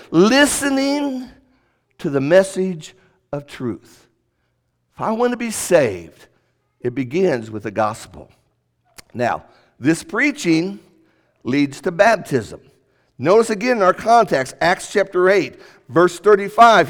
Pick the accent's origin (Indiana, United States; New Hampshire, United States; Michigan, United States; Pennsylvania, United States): Indiana, United States; Indianapolis; moved away; when I grew up in Indianapolis